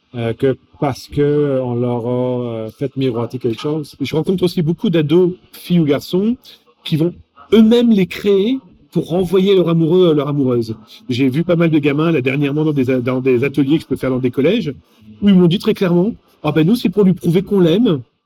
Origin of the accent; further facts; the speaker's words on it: France; accent: French; mon accent français